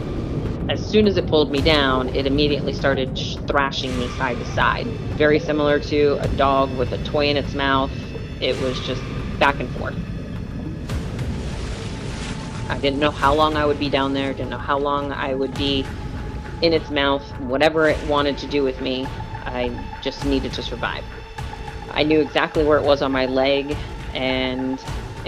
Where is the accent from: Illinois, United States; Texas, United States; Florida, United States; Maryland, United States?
Florida, United States; we're from Florida